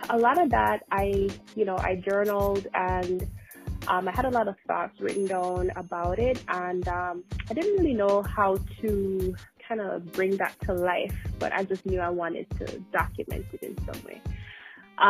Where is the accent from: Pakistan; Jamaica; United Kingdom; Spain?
Jamaica; now in United States; I am Jamaican. I was born and raised, and I moved to the United States